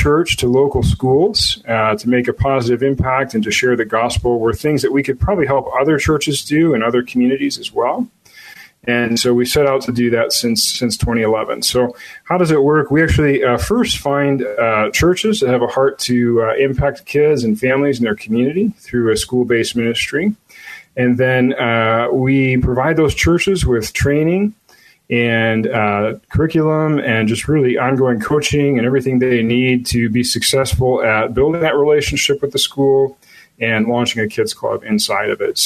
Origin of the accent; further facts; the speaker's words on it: Chicago, Illinois, United States; I born and raised in the Chicago area.